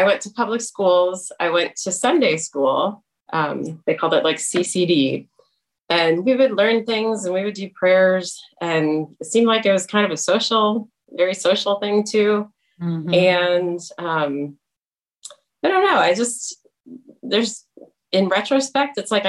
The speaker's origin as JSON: {"language": "English", "town": "East Lansing", "region": "Michigan", "country": "United States", "tie": "born or raised there", "also_born_or_lived": "Indiana / North Carolina", "moved": "as an adult", "lives_now": "Indianapolis, United States", "said": "I grew up in East Lansing, Michigan"}